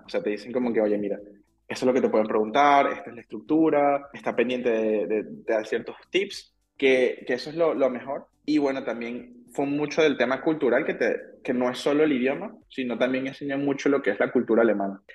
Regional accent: Caracas, Capital District, Venezuela; moved away as an adult; also born or lived in Aachen, Germany / Düsseldorf, Germany; now in Germany; yo tengo 31 años y, como tú dijiste, yo vengo de Venezuela y soy ingeniero

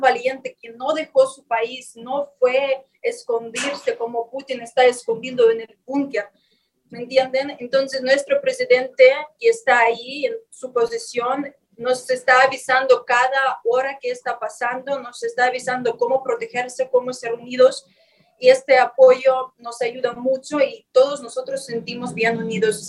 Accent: Poltava, Poltava Oblast, Ukraine; Spanish is a second language; moved away; somos ucranianos

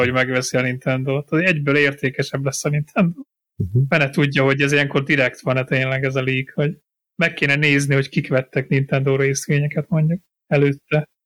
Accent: Hungary; now in England, United Kingdom; magyar vagyok

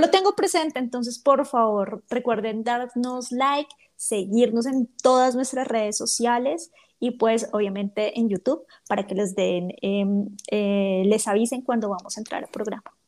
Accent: Bogotá, Colombia; accent: rolo; yo no soy paisa, yo soy rola

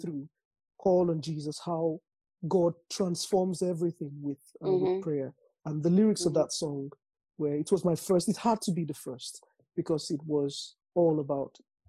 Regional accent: Nigeria; accent: Nigerian; moved away; I grew up in Nigeria.

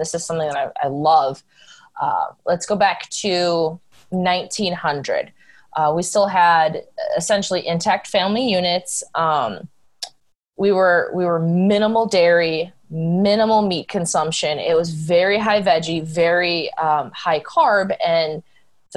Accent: Wisconsin, United States; also born or lived in Texas; I was raised in Wisconsin

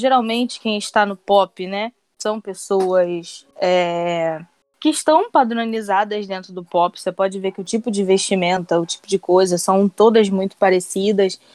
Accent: Mesquita, Rio de Janeiro, Brazil; Sou da Baixada Fluminense, sou de Mesquita.

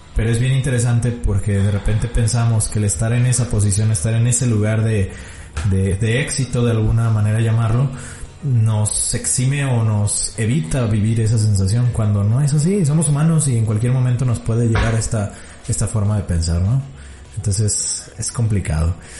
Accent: Mexico; como mexicano

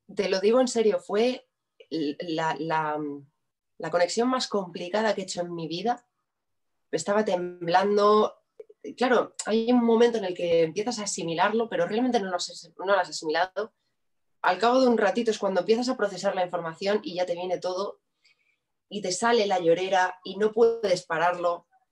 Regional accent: Madrid, Community of Madrid, Spain; Yo soy de Madrid.

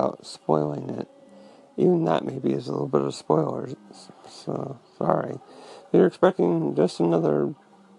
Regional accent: Santa Rosa, California, United States; moved away; my hometown, Santa Rosa, California

